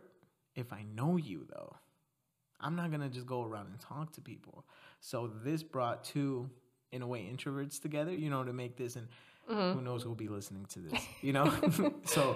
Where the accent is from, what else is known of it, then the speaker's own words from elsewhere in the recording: Mexico; now in United States; I'm from Mexico, my mom's from Mexico.